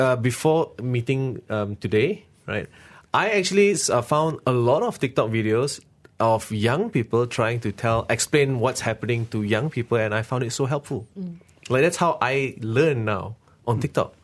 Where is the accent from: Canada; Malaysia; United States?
Malaysia; my country